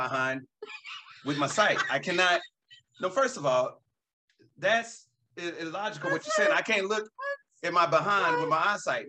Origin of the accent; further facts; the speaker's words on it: Alabama, United States; accent: Southern; moved away; originally I'm from Alabama.